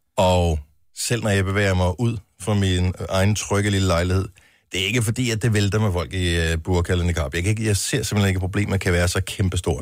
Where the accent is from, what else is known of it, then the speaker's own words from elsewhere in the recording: Funen, Southern Denmark, Denmark; som Fynbo